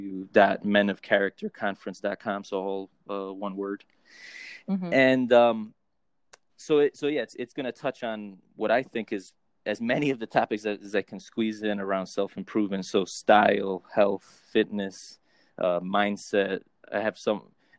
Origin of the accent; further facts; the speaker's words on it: New Jersey, United States; look like my father, who was German, but I'm half Colombian. So I'm from the East Coast and from New Jersey.